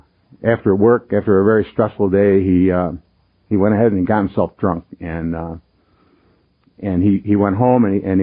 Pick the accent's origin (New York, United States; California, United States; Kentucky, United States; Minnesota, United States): New York, United States; Rochester; I'm from Rochester, born, bred there, I'll probably die there